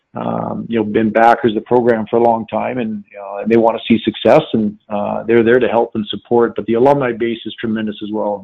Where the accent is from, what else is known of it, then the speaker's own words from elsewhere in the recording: North Dakota, United States; moved away; I grew up in North Dakota.